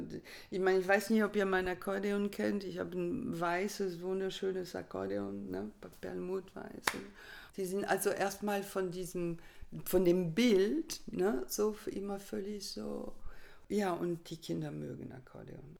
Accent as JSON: {"language": "German", "country": "France", "moved": "yes", "said": "bei uns in Frankreich"}